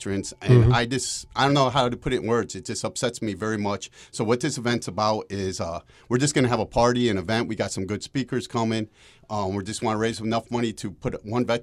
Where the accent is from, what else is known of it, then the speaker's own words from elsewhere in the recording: Connecticut, United States; moved away as an adult; now in Myrtle Beach, United States; I'm from Connecticut